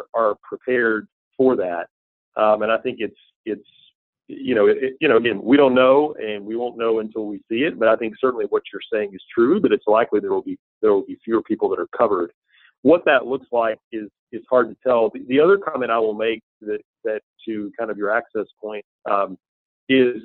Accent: Tennessee, United States; moved away; I grew up in a relatively small town in Tennessee

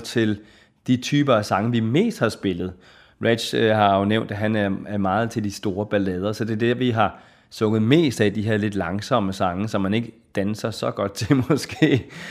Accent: Hillerød, Capital Region of Denmark, Denmark; also born or lived in Copenhagen; Jeg er født i København og opvokset i Hillerød

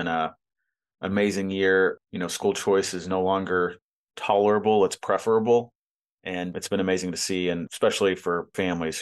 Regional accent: Arkansas, United States; Arkansas, my home state

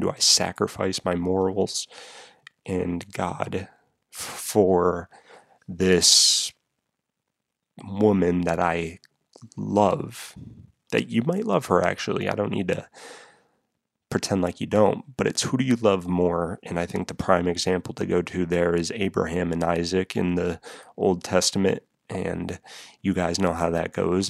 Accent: New England, United States; I'm from New England.

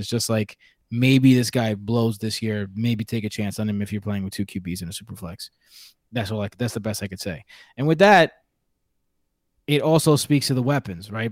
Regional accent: New York City, New York, United States; accent: New York; my New York accent, which my wife tells me I have all the time.

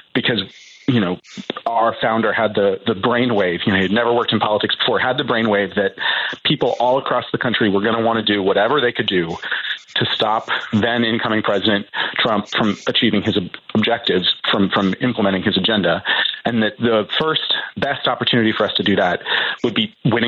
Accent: Columbus, Ohio, United States; I'm a Midwesterner, but I am from Columbus, Ohio

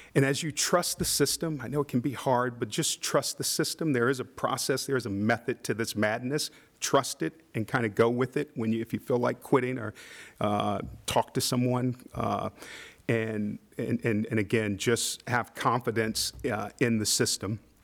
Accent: Midwest, United States; I'm from the Midwest.

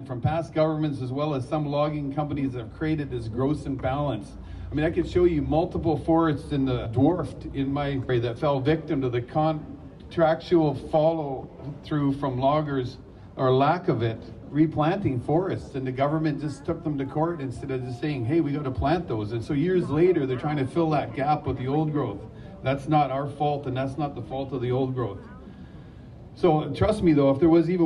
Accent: Spuzzum First Nation, Nlaka'pamux territory, British Columbia, Canada; I'm from the Spuzzum First Nation. It's in Nklakamuk territory

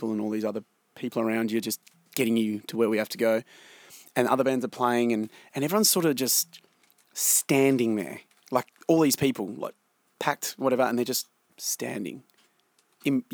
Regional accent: Australia; being a Australian band

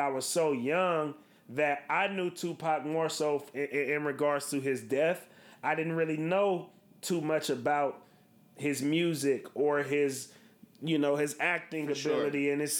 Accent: West Coast, United States; I'm born in 93, as you mentioned, D-Boy. We're obviously from the West Coast.

